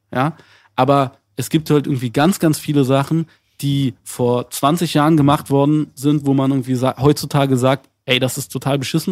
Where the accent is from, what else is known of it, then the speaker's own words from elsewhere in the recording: Berlin, Germany; wir sind beide in Zehlendorf aufgewachsen